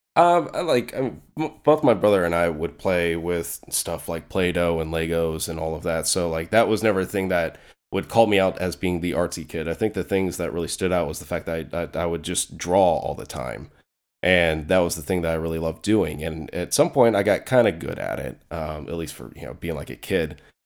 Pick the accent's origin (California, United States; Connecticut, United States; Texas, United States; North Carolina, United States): North Carolina, United States; moved away; also born or lived in Clayton, North Carolina; I'm originally from North Carolina. That's actually where I was born. I've lived in other places since then